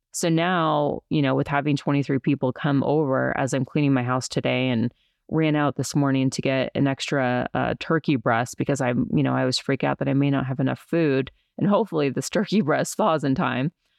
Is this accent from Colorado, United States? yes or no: yes; Colorado, United States; also born or lived in New York City; I'm from Colorado